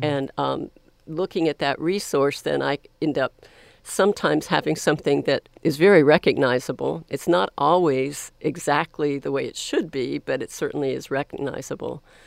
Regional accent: Florida, United States; also born or lived in Columbus, Ohio; now in Texas, United States; I was born in Columbus, Ohio, but, um, I have lived most of my life in the state of Florida on either the East Coast or the Panhandle of Florida

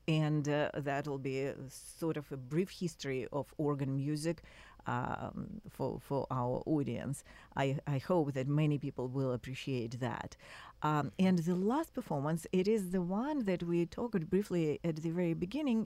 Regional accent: Russia; moved away; I was born and raised in Russia

